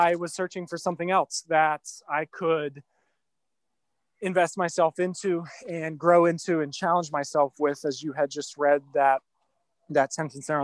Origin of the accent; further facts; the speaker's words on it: Mars, Pennsylvania, United States; moved away as an adult; now in Central Pennsylvania, United States; my hometown of Mars, Pennsylvania